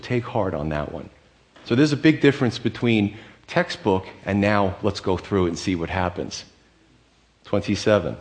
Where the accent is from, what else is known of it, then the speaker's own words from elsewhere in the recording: United States; As American men